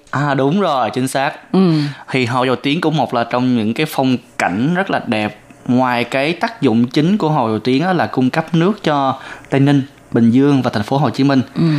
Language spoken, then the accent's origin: Vietnamese; Vietnam; now in Taiwan